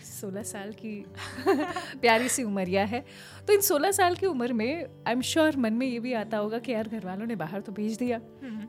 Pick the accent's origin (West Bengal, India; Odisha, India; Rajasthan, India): Rajasthan, India; Kota; मैं कोटा से हूँ